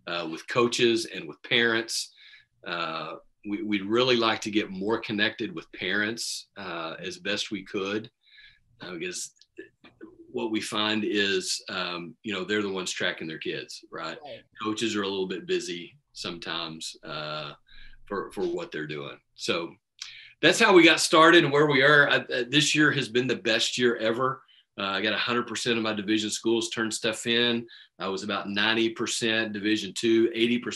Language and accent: English; Midland, Texas, United States; I grew up here in Midland playing baseball